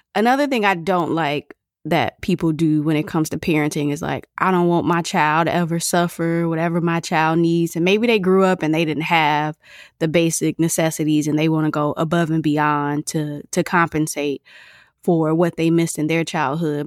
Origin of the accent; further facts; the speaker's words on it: Michigan, United States; I'm from Michigan